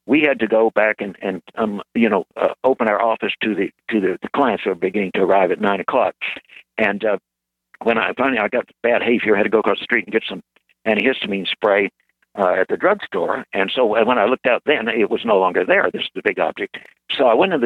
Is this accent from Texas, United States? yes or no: yes; Corpus Christi, Texas, United States; I grew up in Corpus Christi, I mean, from 9 years old, and I know the place quite well